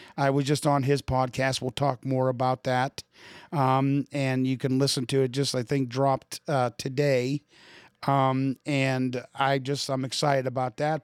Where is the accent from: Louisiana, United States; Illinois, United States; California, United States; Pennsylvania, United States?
Pennsylvania, United States; Pittsburgh; moved away; also born or lived in Midwest; I'm from Pittsburgh, so I know what the East Coast is all about